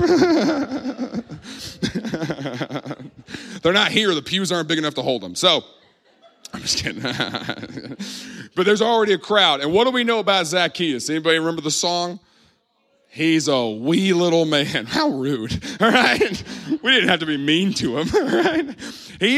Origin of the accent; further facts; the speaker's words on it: Midwest, United States; I grew up in the Midwest